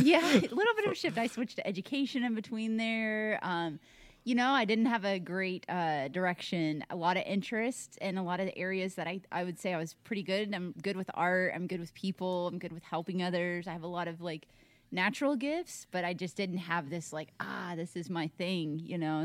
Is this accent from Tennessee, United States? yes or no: yes; Tennessee, United States; moved away as an adult; now in Arizona, United States; born and raised in Tennessee, East Coast, moved out to Arizona, so I'm uprooted.